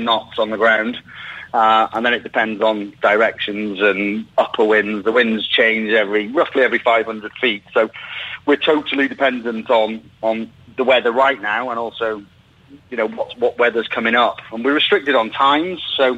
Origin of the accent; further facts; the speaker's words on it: Llangollen, Wales, United Kingdom; I'm from Llangollen in North Wales, where they used to host a balloon festival every year.